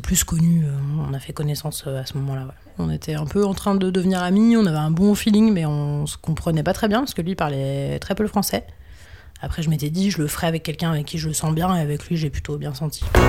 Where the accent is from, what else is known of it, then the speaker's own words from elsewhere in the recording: France; quand on est français, qu'on vient d'une vieille nation coloniale